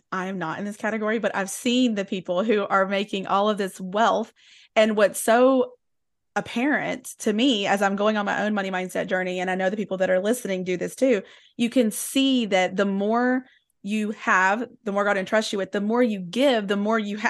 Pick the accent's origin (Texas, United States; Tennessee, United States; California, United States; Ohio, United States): Tennessee, United States; when I was growing up in East Tennessee, that there was a narrative that was either you were Christian or you were rich.